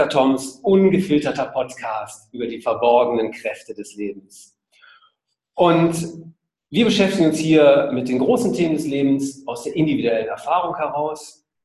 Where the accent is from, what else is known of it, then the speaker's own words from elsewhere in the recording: Essen, North Rhine-Westphalia, Germany; now in Hamburg, Germany; Genau, ich selbst bin Essener, ähm, Vater, Wahlhamburger und Minifahrer.